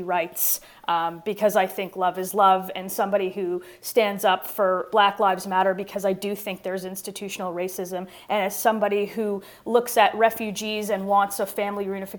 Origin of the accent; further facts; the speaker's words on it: Canada; And as a Canadian, our voice is one of the last to come.